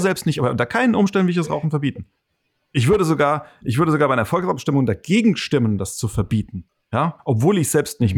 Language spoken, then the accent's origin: German; Hesse, Germany; ich bin kein Schwabe, ich bin rein Hesse